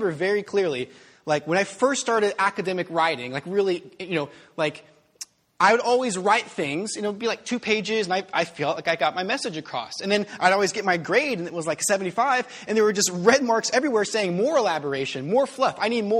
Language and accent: English; United States; I'm an American.